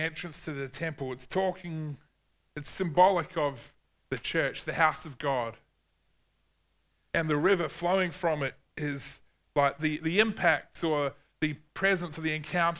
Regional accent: New Zealand; growing up in New Zealand

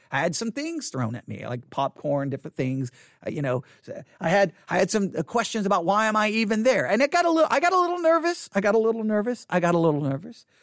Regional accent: Buffalo Gap, Texas, United States; also born or lived in Abilene, Texas; Abilene is where I was born, but I grew up in Buffalo Gap

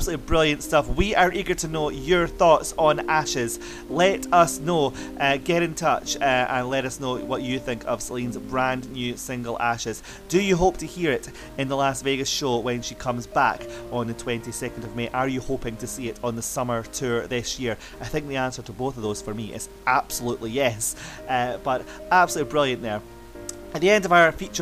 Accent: Scotland, United Kingdom; Scotland, my home country

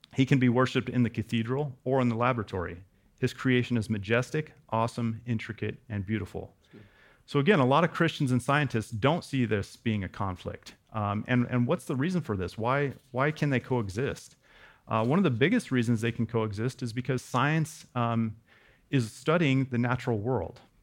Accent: West Coast, United States; also born or lived in Wyoming; I grew up on the West Coast, but we spent a few years in Wyoming.

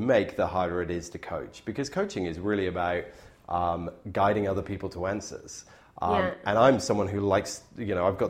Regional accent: Bristol, South West England, United Kingdom; now in Canada; my hometown in Bristol

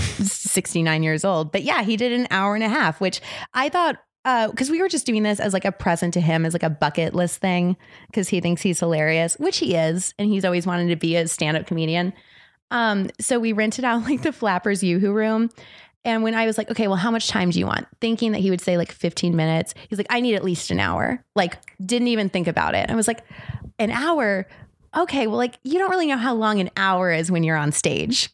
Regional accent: South Florida, United States; moved away as an adult; also born or lived in Tallahassee, Florida / Seattle, Washington; now in Los Angeles, United States; I grew up in South Florida

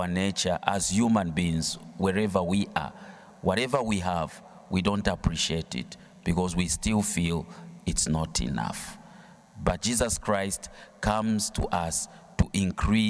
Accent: Zambia; I come from Zambia

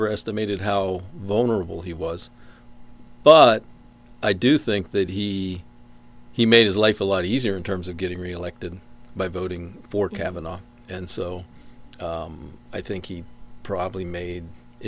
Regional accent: Pittsburgh, Pennsylvania, United States; now in West Virginia, United States; I grew up in Pittsburgh

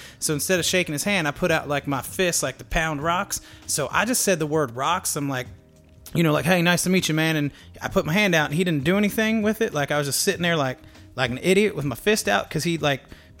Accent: Maryland, United States; growing up in Maryland

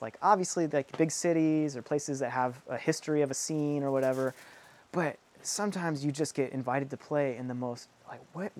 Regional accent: Southwest, United States; especially, you know, we're from the Southwest, like, there's Border Patrol checkpoints everywhere

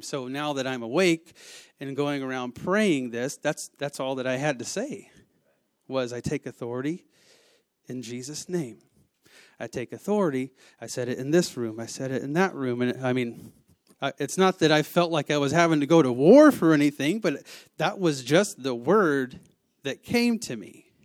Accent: the South, United States; I am from the South

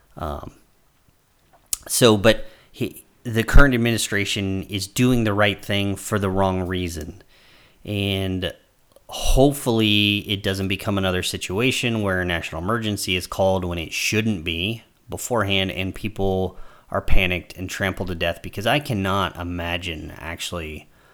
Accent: United States; As an American traveling abroad

